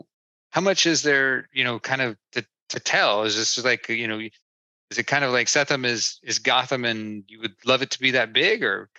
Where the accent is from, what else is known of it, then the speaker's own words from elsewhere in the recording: Oak Ridge, Tennessee, United States; I grew up in East Tennessee, actually, a little bitty town called Oak Ridge.